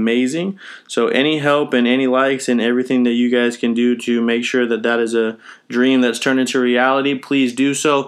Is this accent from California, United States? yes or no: yes; Sacramento, California, United States; I have lived in Sacramento all my life